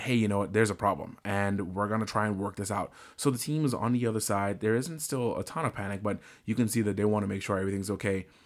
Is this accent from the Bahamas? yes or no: yes; Bahamas; now in United States; I'm originally from the Bahamas. So all of my, uh, immigration documents are still my Bahamian documents